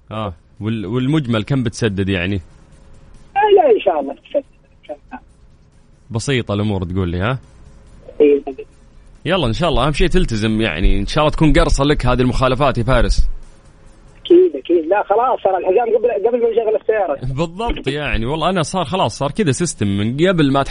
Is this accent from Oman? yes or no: no; Sharqia, Egypt; moved away as an adult; now in Jeddah, Saudi Arabia; انا من مصر من الشرقيه السعوديه قاعد في جده